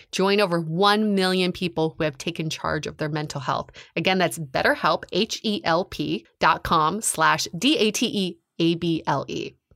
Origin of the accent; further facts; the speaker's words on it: Fort Collins, Colorado, United States; I'm from Fort Collins